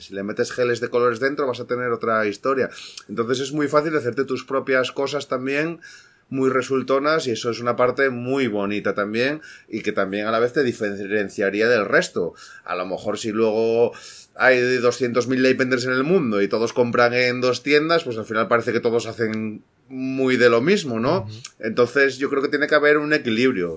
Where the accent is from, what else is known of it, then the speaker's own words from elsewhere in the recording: Asturias, Spain; moved away; yo soy de Asturias, soy asturiano